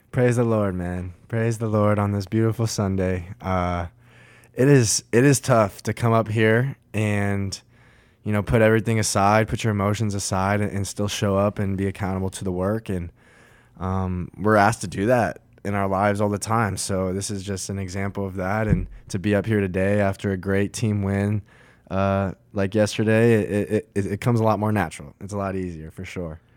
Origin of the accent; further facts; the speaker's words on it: Colorado Springs, Colorado, United States; my hometown, Colorado Springs